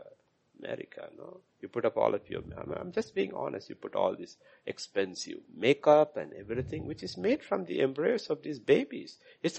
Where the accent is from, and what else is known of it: India